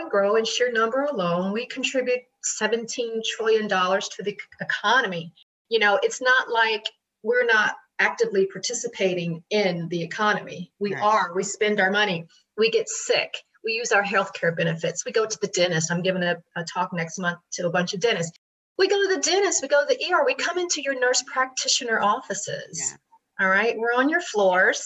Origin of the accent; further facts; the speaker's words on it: Tennessee, United States; now in New York, United States; I grew up in Tennessee, you know, very Bible Belt